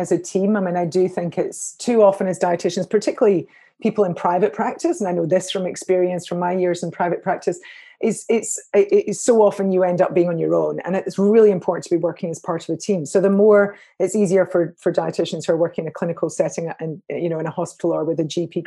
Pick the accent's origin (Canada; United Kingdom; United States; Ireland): United Kingdom; Scotland; I'm a Scot